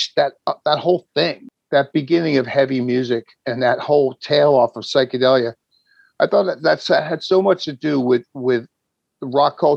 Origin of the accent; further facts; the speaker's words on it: New Jersey, United States; I'm from New Jersey